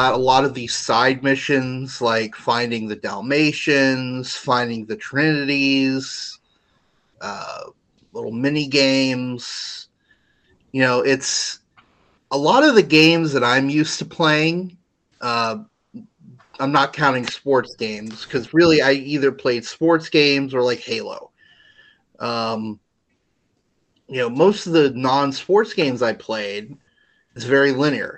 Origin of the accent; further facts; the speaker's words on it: Orlando, Florida, United States; growing up in Orlando, going to Disney quite a bit